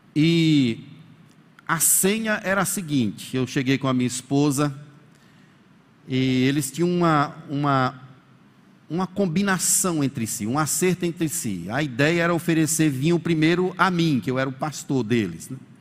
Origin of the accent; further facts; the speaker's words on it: Bahia, Brazil; moved away; com a minha família, nós somos da Bahia